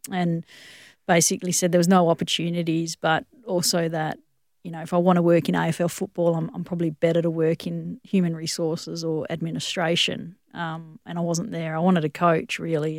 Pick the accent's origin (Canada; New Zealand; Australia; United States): Australia; Western Australia; also born or lived in Johannesburg, South Africa / Durban, South Africa; this is an incredible country to grow up